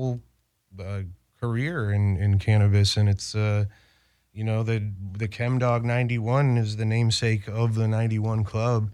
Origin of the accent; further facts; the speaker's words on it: Connecticut, United States; now in Los Angeles, United States; I grew up in Connecticut